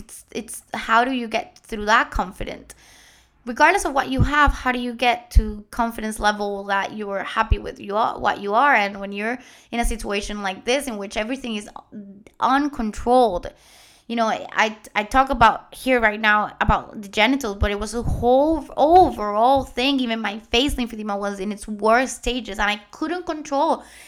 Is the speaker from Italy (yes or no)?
no; Puerto Rico; first language Spanish; English is a second language; moved away; also born or lived in Germany; I'm Puerto Rican. My first language is Spanish